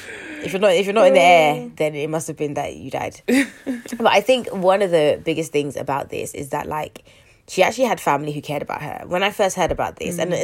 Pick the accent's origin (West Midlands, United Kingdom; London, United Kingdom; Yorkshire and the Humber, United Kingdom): London, United Kingdom; I'm from North West